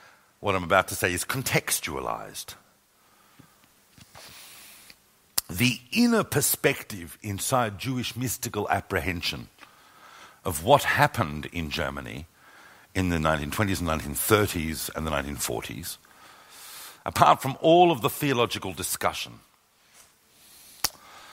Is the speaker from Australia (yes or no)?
yes; Australia; also born or lived in London; now in Jerusalem, Israel; When I was growing up in Australia, even though my entire family had missed the whole Holocaust experience, I'm an eighth generation Australian